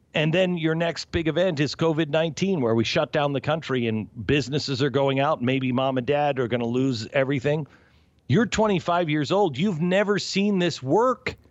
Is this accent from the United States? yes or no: yes; New York, United States; moved away; I'm from New York